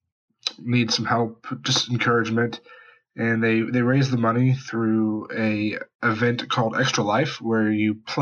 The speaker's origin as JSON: {"language": "English", "region": "West Virginia", "country": "United States", "tie": "born or raised there", "moved": "yes", "said": "Huntington, West Virginia, my home state"}